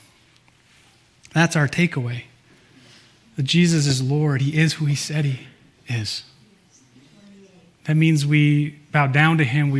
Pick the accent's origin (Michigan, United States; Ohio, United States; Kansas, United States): Michigan, United States; moved away; I grew up in Michigan, as most of you know, and where I grew up, everyone that I know, at least, learned how to water ski when you're a little kid.